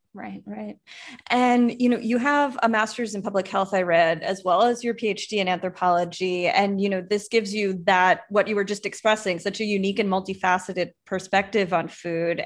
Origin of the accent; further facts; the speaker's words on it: Long Island, New York, United States; I grew up on Long Island